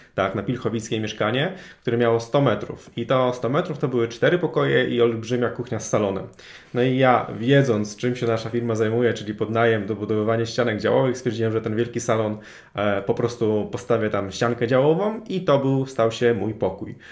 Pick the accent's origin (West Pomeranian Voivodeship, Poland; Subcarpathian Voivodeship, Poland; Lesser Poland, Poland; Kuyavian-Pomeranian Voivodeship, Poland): Kuyavian-Pomeranian Voivodeship, Poland; Toruń; now in Warsaw, Poland; ja też z Warszawy nie jestem. Jestem osobą, która pochodzi z Torunia